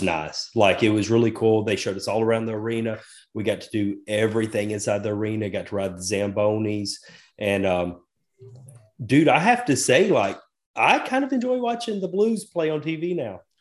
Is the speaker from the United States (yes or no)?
yes; the South, United States; I was raised, I was raised in the South